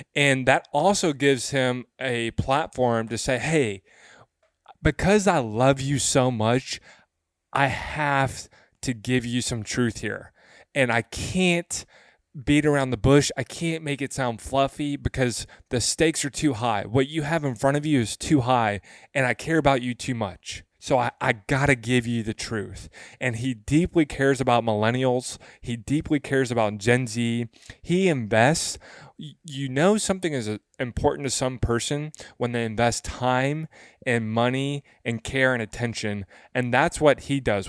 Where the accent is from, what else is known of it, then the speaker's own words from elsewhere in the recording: West Tennessee, United States; I'm from the South. I'm from West Tennessee. Uh, that's where I grew up.